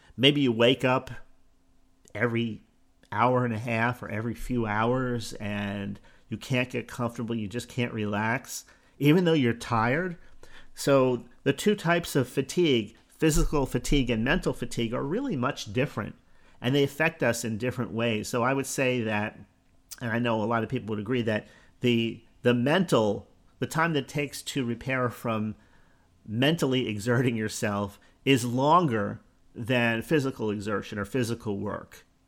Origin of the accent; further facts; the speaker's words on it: Newark, New Jersey, United States; Born in Newark, New Jersey, which really isn't that far from New York